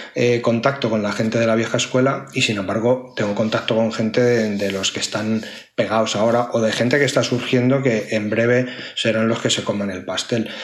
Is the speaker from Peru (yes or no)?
no; Community of Madrid, Spain; Yo soy muy madrileño y soy muy urbanita